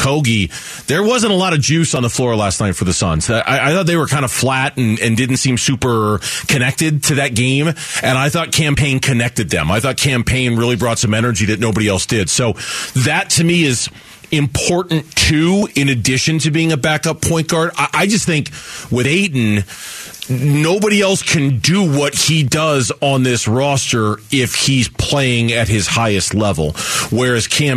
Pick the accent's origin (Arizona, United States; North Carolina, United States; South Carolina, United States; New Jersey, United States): Arizona, United States; Phoenix; being born and raised here, I grew up on Al McCoy